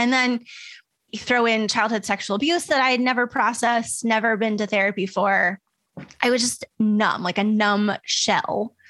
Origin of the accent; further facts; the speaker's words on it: Midwest, United States; I grew up in the Midwest and like on military bases, which kind of mimic Midwest culture in a lot of ways.